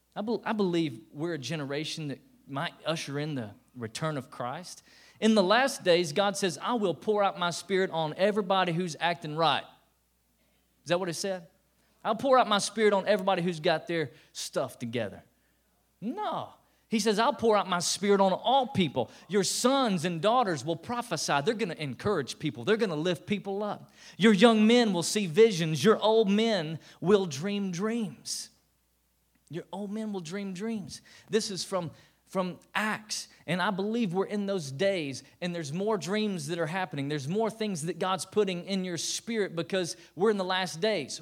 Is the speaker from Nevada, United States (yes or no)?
no; Tennessee, United States; I was born and bred in Tennessee